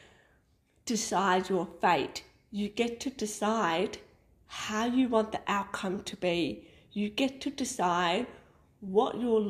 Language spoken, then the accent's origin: English; Melbourne, Victoria, Australia; moved away as an adult; now in Sunshine Coast, Australia; So we are a family that originated from Melbourne. We moved from Melbourne to the Sunshine Coast in Queensland, Australia, just over 2 years ago.